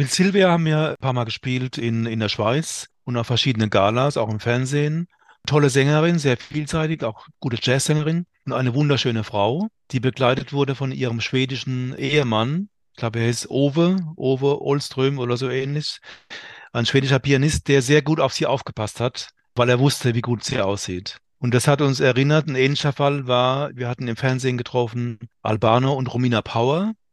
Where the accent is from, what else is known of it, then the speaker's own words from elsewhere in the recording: Mannheim, Baden-Württemberg, Germany; now in Mainz, Germany; Ich wohne jetzt noch in Mainz, aber ich bin ja echter Mannheimer oder fast so halb Badener wie der Fritz.